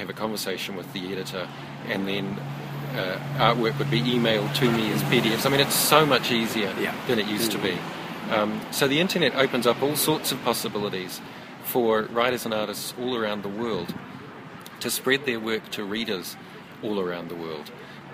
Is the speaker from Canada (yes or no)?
no; New Zealand; growing up in New Zealand, obsessed with comics